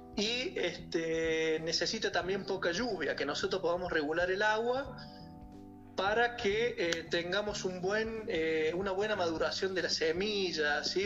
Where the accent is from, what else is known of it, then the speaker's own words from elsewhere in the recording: Córdoba, Argentina; moved away as an adult; also born or lived in Mendoza, Argentina; now in Cafayate, Argentina; yo soy de Córdoba, me voy a estudiar a Mendoza y de Mendoza vengo a Cafayate